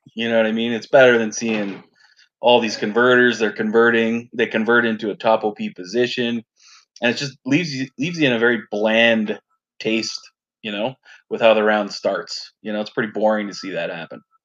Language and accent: English; Canada; I'm a Canadian Dom player